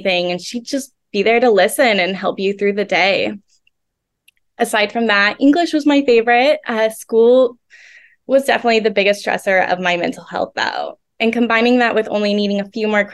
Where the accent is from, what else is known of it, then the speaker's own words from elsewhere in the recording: Oklahoma, United States; I was born and raised in Oklahoma